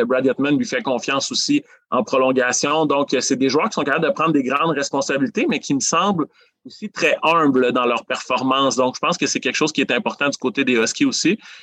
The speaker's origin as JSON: {"language": "French", "town": "Amos", "region": "Quebec", "country": "Canada", "tie": "born or raised there", "moved": "as an adult", "lives_now": "Rouyn-Noranda, Canada", "said": "je suis natif d'Amos"}